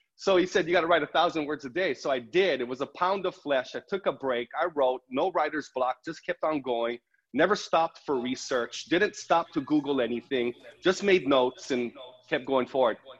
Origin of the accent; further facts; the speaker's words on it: Big Island, Hawaii, United States; moved away; growing up on the Big Island, small town, this is where I'm from. My high school had a graduating class of 120.